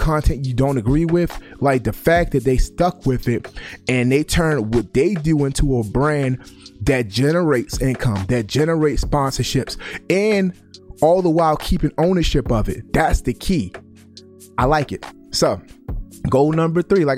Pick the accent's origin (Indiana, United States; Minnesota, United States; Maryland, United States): Maryland, United States; Baltimore; I grew up in Baltimore